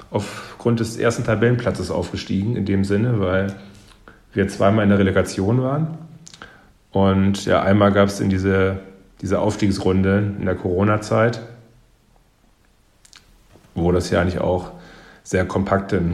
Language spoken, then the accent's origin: German; Northern Germany, Germany; Ähm, ja, ich musste mich am, am Anfang erstmal daran gewöhnen, muss ich sagen. Ähm, hin und wieder sind die Leute hier schon ein bisschen cholerischer. Also ich sag mal, die Norddeutschen sind ja ein bisschen, ein bisschen ruhiger.